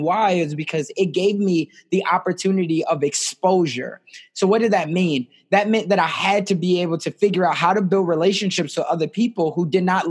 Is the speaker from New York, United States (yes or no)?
no; Chicago, Illinois, United States; I'm originally from South Side of Chicago. I was raised inner city Chicago. I was raised in a single parent household by my mom.